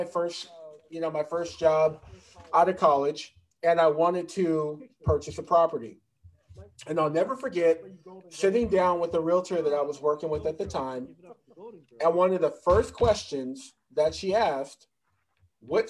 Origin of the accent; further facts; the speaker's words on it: Santa Ana, California, United States; I grew up in Santa Ana, which is like on the border, you know, of Garden Grove.